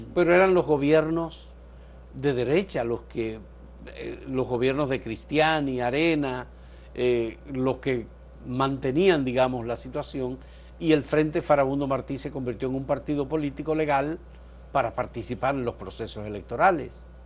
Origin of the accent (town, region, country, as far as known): Dominican Republic